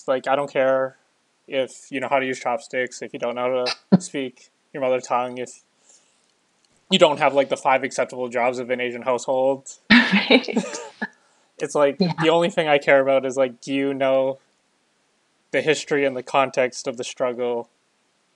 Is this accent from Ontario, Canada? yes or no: no; Calgary, Alberta, Canada; now in Lower Mainland, Canada; growing up in Calgary